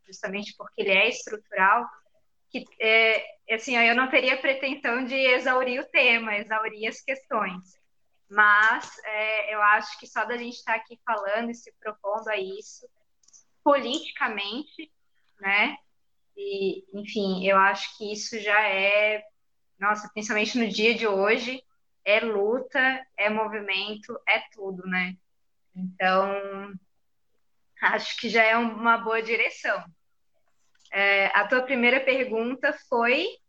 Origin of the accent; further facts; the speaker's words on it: Florianópolis, Santa Catarina, Brazil; sou de Floripa